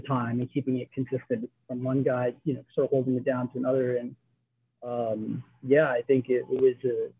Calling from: North Hollywood, California, United States; From North Hollywood.

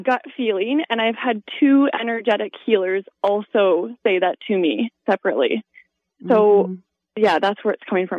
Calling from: Ontario, Canada; I'm just north of Toronto by Lake Simcoe in Ontario.

